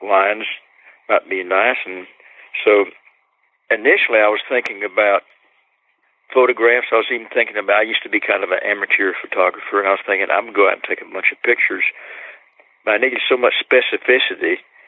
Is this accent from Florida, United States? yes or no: yes; Polk County, Florida, United States; She and I were both born and raised in Polk County, Florida, and both of us brought up in little Orange Grove towns in the same